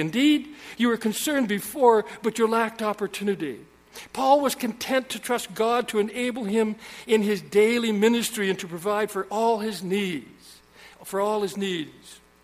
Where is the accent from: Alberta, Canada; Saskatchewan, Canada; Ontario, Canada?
Saskatchewan, Canada; I was born in Saskatchewan.